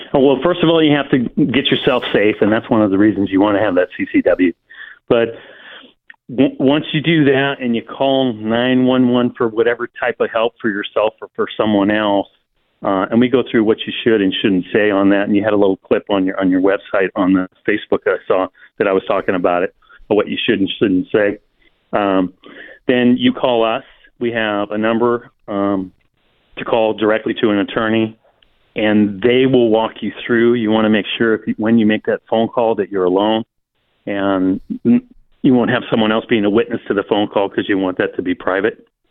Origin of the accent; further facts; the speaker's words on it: Silicon Valley, California, United States; I grew up in the Silicon Valley